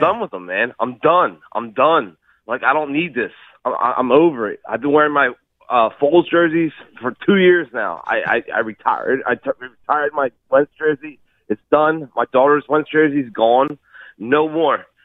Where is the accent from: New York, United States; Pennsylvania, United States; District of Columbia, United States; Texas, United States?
Pennsylvania, United States; Fairless Hills; also born or lived in Delaware; now in Levittown, United States; I was from Fellows Hills. I moved to Delaware. I'm back in Levittown.